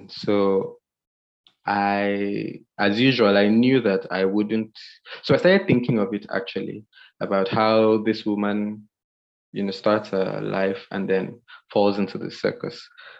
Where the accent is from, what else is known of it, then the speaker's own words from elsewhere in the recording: Nigeria; But I guess if you would only understand if you read it as a Nigerian